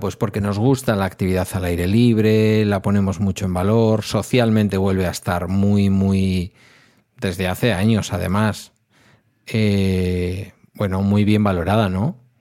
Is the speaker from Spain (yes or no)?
yes; Basque Country, Spain; Como vasco